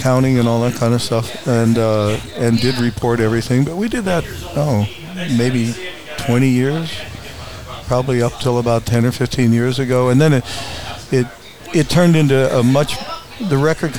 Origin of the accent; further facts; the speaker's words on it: Covina, California, United States; also born or lived in Chicago / Houston; I grew up in Covina when, it was all orange groves and horses and hills.